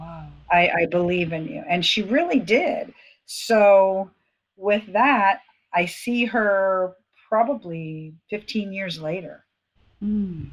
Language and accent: English; Fort Lauderdale, Florida, United States; I was born in Fort Lauderdale to two really wonderful parents